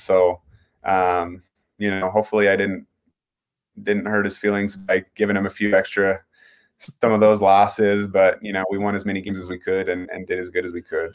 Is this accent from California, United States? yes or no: no; Pocatello, Idaho, United States; I'm from Pocatello. I went to Highland High School